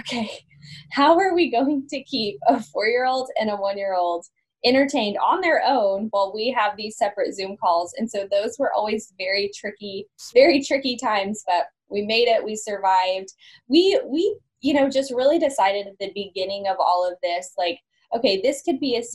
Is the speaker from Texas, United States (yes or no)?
yes; Amarillo, Texas, United States; moved away as an adult; now in Joplin, United States; I'm originally from Amarillo, Texas, very proud Texas girl